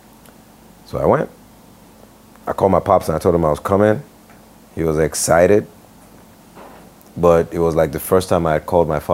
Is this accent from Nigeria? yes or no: yes; Lagos, Nigeria; moved away; also born or lived in New York; I grew up in Ikoyi